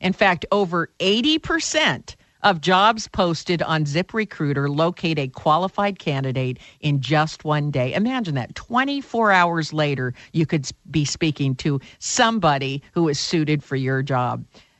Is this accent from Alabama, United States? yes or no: no; California, United States; Well, as you know, I'm from Silicon Valley